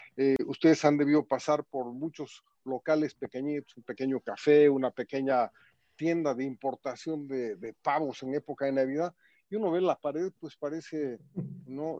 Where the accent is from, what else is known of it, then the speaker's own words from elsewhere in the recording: Bolivia; somos todos los bolivianos